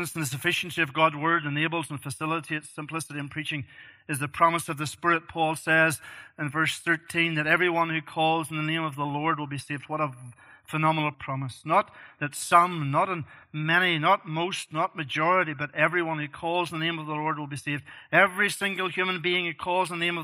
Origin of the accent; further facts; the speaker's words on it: Northern Ireland, United Kingdom; moved away; I grew up in Northern Ireland as a young man